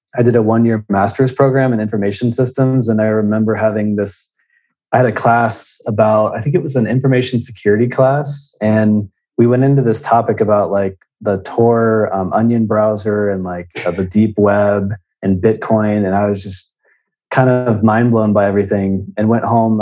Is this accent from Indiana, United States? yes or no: yes; Indiana, United States; I'm originally from Indiana